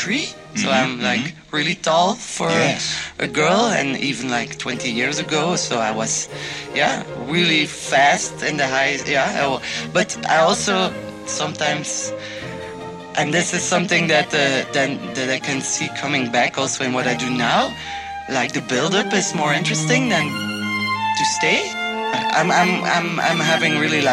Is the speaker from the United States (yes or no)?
no; Ghent, Flanders, Belgium; like I'm from Ghent, but I'm from Mariakerke. It's like 5 kilometers outside of Ghent, but still, like my world was there. I went to school in Mariakerke